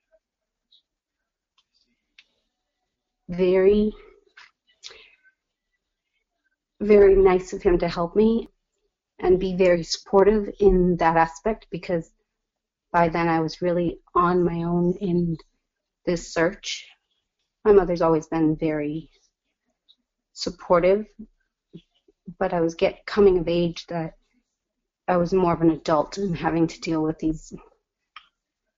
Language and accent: English; Hamilton, Massachusetts, United States; also born or lived in El Salvador / Beverly, Massachusetts; I was raised in Hamilton Wenham